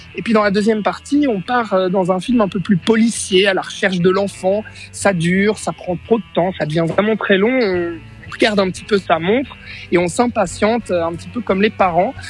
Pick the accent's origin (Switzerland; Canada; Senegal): Switzerland; chez nous en Suisse